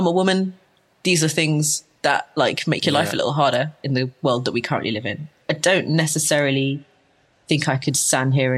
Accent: London, United Kingdom; I'm from London, so I just live with my mum for like longer than is entirely civilized, right? I just lived at home for a really long time, and I'm lucky enough to have been born in a capital city

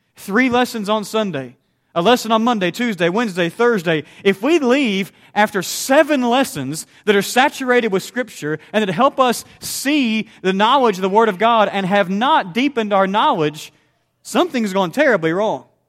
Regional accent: Southeast Missouri, United States; the congregation where I grew up in Southeast Missouri

